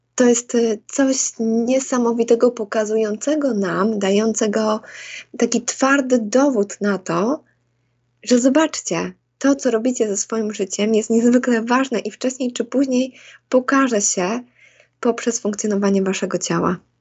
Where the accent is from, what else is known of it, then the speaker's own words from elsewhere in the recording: Łosośnica, Poland; moved away as an adult; also born or lived in Bydgoszcz; now in United States; wychowując się takiej małej miejscowości